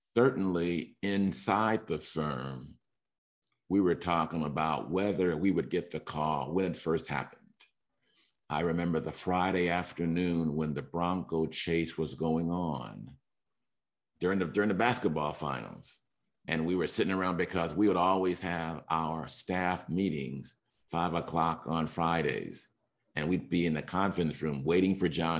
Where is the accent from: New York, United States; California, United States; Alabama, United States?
California, United States; Los Angeles; I'm from Los Angeles, Hollywood